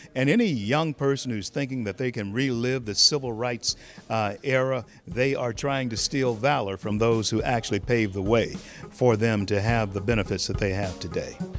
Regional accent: Louisiana, United States; my home state of Louisiana

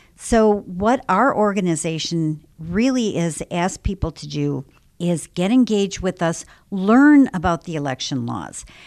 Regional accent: Illinois, United States; I'm from Illinois

